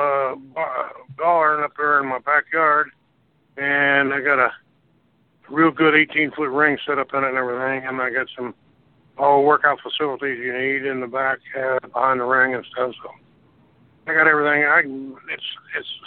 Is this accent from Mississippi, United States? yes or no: no; St. Joseph, Missouri, United States; St. Joe, my hometown